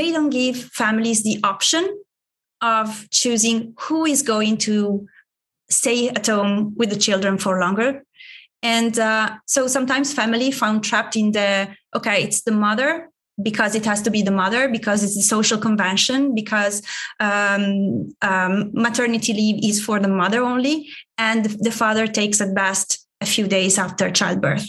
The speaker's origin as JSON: {"language": "English", "country": "Italy", "tie": "born or raised there", "second_language": "English", "moved": "yes", "said": "my home country, Italy"}